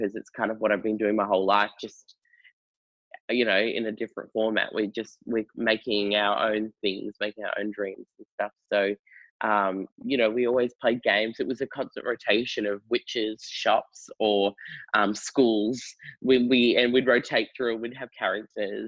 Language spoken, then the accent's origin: English; York, Western Australia, Australia; also born or lived in Perth; I grew up in Perth. In well, most of my childhood was in a country town called York.